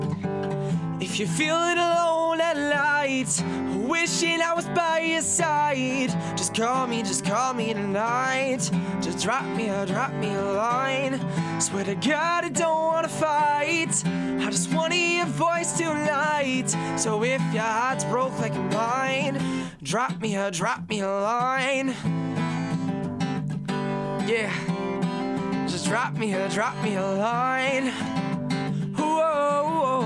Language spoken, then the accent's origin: English; Ottawa, Ontario, Canada; in Ottawa, we don't have a lot of tall buildings